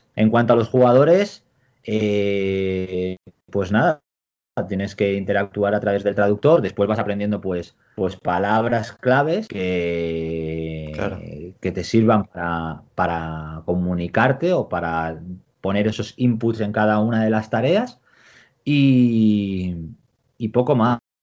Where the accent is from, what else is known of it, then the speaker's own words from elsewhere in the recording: Spain; moved away as an adult; now in China; el staff somos más gente española